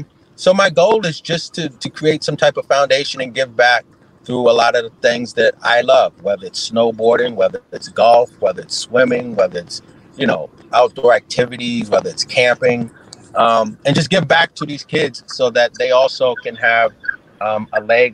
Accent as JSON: {"language": "English", "town": "Harlem", "region": "New York", "country": "United States", "said": "but because I'm from Harlem, I say Harlem."}